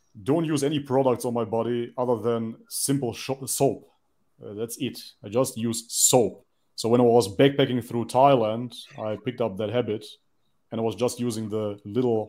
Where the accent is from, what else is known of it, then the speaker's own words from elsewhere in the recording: North Macedonia; culturally, I am from Macedonia. That is a small country on the Balkan